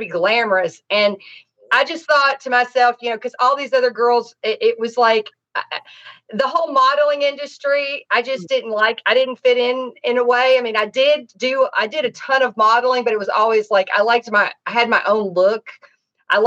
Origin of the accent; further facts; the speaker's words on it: Nashville, Tennessee, United States; also born or lived in Dade County, Florida; now in Los Angeles, United States; I'm from Tennessee, Nashville